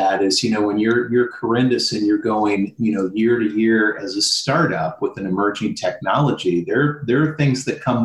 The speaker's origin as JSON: {"language": "English", "region": "Midwest", "country": "United States", "moved": "yes", "said": "I'm originally from the Midwest"}